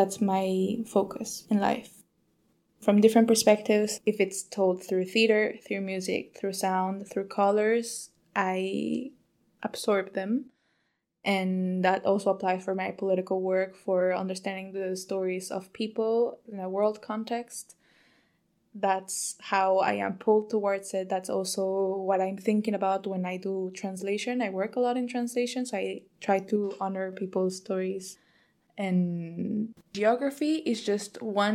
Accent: Mexico City, Mexico; moved away as an adult; now in Berlin, Germany; I am originally from Mexico City, but I have been living in Berlin and other places for the last 5 years.

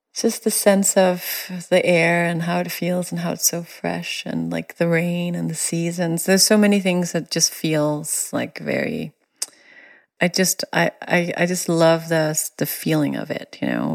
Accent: Denmark; now in United States; me coming from Denmark

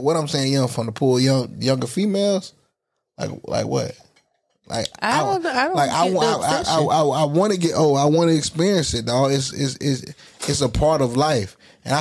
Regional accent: Florida, United States; I'm always from Florida

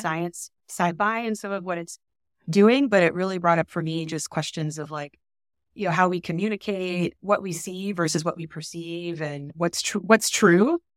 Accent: San Antonio, Texas, United States; I'm from San Antonio, Texas.

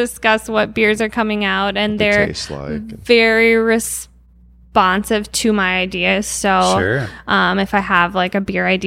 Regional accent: Ramsey, Minnesota, United States; I grew up in Ramsey, which is just north of here.

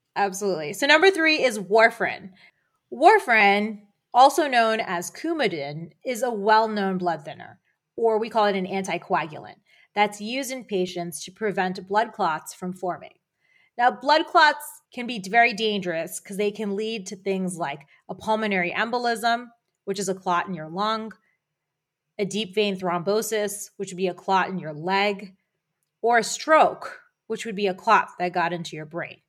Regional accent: near Philadelphia, Pennsylvania, United States; moved away; also born or lived in Boston; I grew up near Philadelphia, and we both lived in Boston

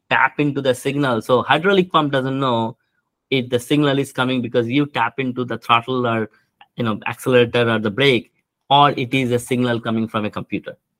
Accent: India; moved away as an adult; now in United States; I grew up in India

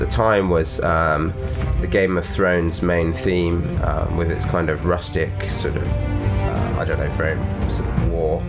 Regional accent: London, United Kingdom; I'm a composer from London, United Kingdom, and this is How I Make Music.

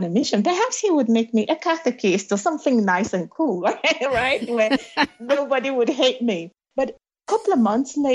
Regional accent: Nigeria; moved away as an adult; now in United Kingdom; I never stepped out of my country, Nigeria, until I was 24 years old

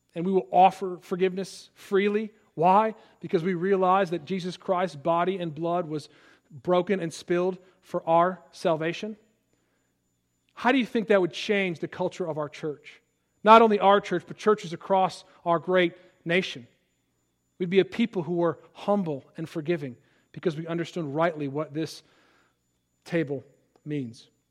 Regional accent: Palatine, Illinois, United States; moved away; my hometown of Palatine, Illinois

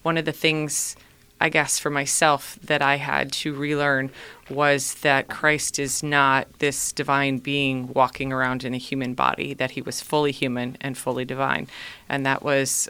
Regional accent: Minnesota, United States; moved away as an adult; now in Cleveland, United States; I grew up in Minnesota

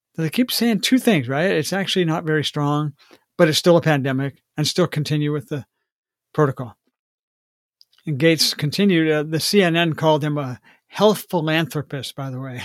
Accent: Washington, United States; Washington State. My home state

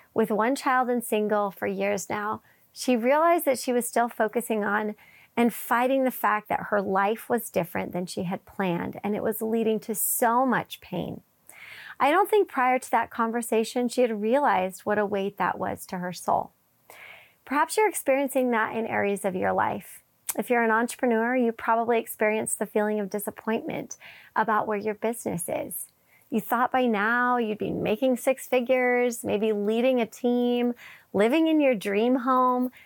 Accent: Wisconsin, United States; I grew up in Wisconsin

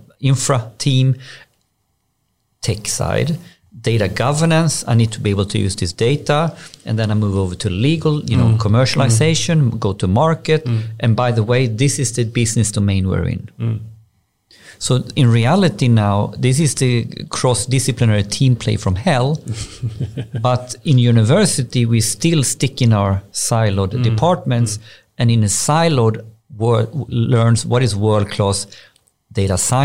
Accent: Borås, Västra Götaland, Sweden; I'm from Borås, grew up in Borås

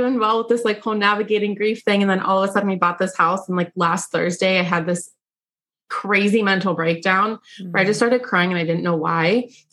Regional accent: Pittsburgh, Pennsylvania, United States; born or raised there; also born or lived in Bulgaria

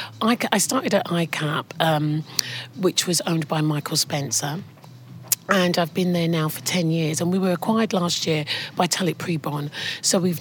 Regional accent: London, United Kingdom; also born or lived in Enfield; I was born in Islington in London. I'm one of four siblings. My parents were from Guyana

